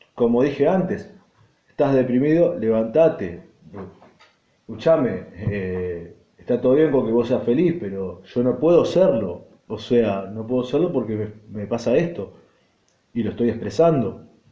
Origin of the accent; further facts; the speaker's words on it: Argentina; estoy viviendo, y va, y nací, y me crié acá, en un país en el cual yo amo